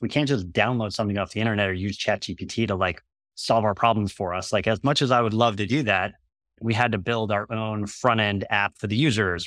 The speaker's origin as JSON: {"language": "English", "country": "United States", "said": "I'm American"}